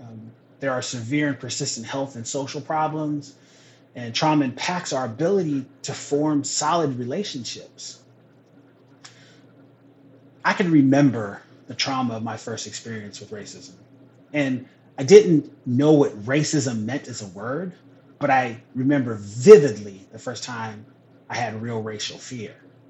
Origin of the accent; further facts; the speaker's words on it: Pacific Northwest, United States; So again, back to what I said, I'm from the Northwest. This is home. And we may not be the South, but we have our own legacy with this.